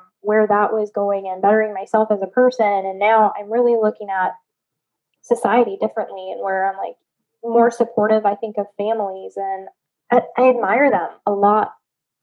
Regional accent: Cheyenne, Wyoming, United States; also born or lived in Kodiak, Alaska; now in New Orleans, United States; I grew up in Cheyenne, Wyoming

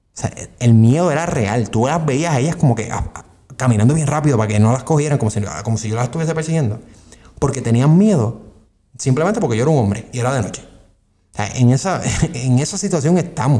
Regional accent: Puerto Rico; somos Estado Libre Asociado de Puerto Rico

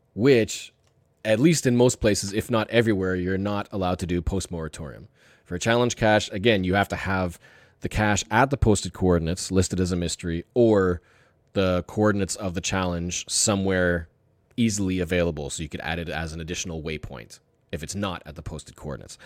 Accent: Canada; I'm Canadian

